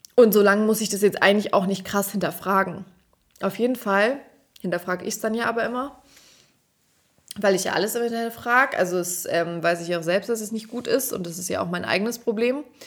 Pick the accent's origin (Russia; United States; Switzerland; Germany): Germany; Swabia; accent: Swabian; moved away; wenn ich zu Hause bin, rede ich halt Schwäbisch